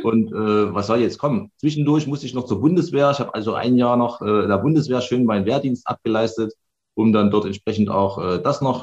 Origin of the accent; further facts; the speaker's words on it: Chemnitz, Saxony, Germany; ich bin äh, Baujahr 1980, geboren in Karl-Marx-Stadt im tiefen Osten